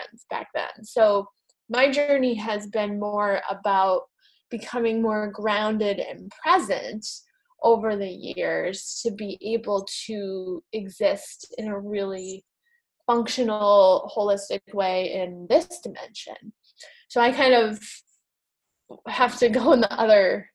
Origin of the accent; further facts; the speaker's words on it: New England, United States; I grew up in New England in the United States